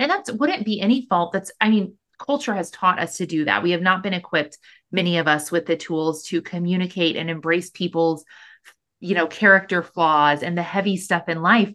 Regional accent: Missouri, United States; moved away as an adult; now in Austin, United States; I'm born and raised in Missouri.

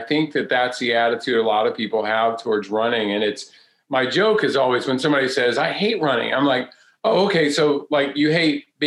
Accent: North Carolina, United States; I grew up right here in North Carolina.

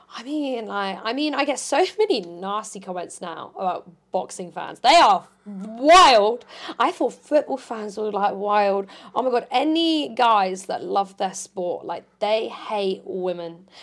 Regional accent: Portsmouth, South East England, United Kingdom; moved away as an adult; now in Essex, United Kingdom; I moved to Essex and I'm from Portsmouth, so that's two hours, you know, minimum away from home

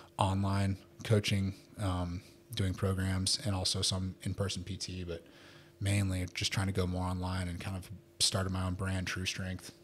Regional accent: United States; moved away as an adult; also born or lived in Houston, Texas / Philippines; now in Dubai, United Arab Emirates; I'm American

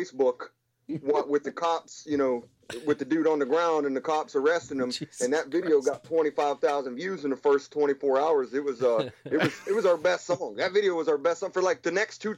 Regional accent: Pittsburgh, Pennsylvania, United States; I'm from that area. I'm from Pittsburgh

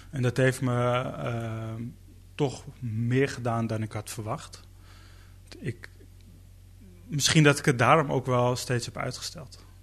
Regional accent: Netherlands; Ehm, dus bedoel, ik ben hier ook echt geboren. Ik ben ook een Nederlander.

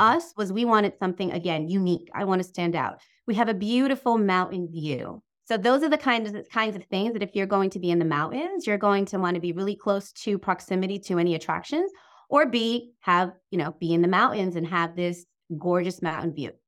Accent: Long Island, New York, United States; I'm from New York

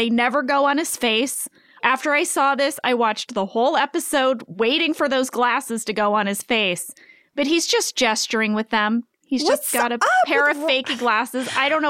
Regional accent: Pennsylvania, United States; I was born and raised in Northeast Pennsylvania.

